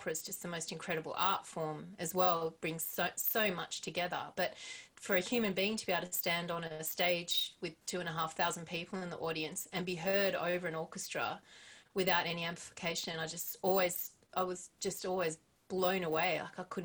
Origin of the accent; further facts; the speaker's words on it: Perth, Western Australia, Australia; I grew up in Perth